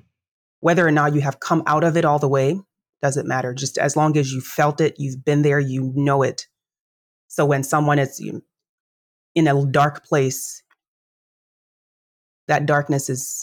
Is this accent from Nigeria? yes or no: yes; Nigeria; I'm Nigerian by origin, as you know. And so in Nigerian culture, the most notable or noteworthy career is, threefold.